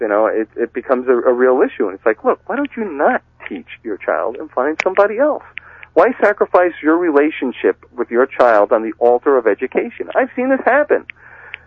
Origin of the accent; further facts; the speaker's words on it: Massachusetts, United States; my home state of Massachusetts